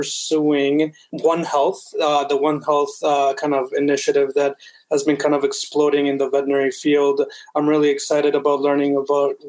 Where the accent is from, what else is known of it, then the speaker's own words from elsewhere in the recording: Bogota, Colombia; also born or lived in United States; now in Canada; I am originally from Bogota, Colombia. And I was born there and I moved to the States. And then now I'm in Canada.